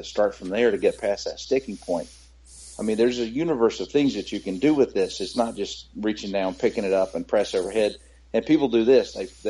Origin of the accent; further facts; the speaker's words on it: North Carolina, United States; I take the word hillbilly as a badge of honor, kind of, because I'm from North Carolina